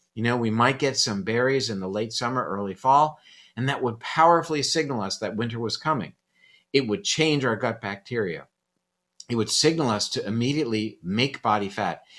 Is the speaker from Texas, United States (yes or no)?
no; Coral Gables, Florida, United States; born or raised there